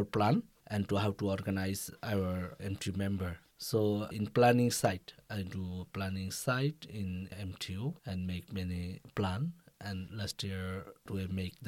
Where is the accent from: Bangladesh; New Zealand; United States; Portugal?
Bangladesh; English is a second language; moved away as an adult; now in South Korea; from Bangladesh